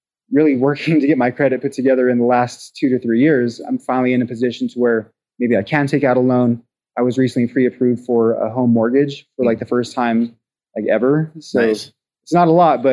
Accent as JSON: {"language": "English", "town": "Pueblo", "region": "Colorado", "country": "United States", "tie": "born or raised there", "said": "my hometown"}